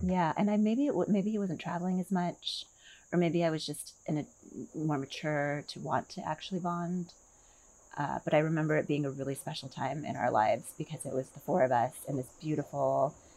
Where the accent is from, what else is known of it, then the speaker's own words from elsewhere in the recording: Milwaukee, Wisconsin, United States; also born or lived in Seattle / New Jersey; now in Sun City, United States; I was born in Milwaukee, Wisconsin